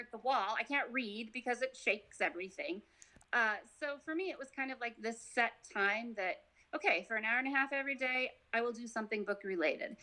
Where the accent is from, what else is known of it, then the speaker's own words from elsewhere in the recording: Nevada, United States; moved away as an adult; now in Georgia, United States; I'm from Nevada